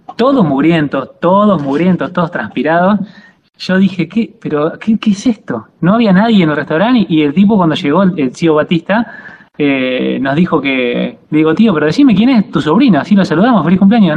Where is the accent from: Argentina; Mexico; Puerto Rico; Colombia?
Argentina; moved away as an adult; also born or lived in La Plata, Argentina; now in Italy; soy de Pebojó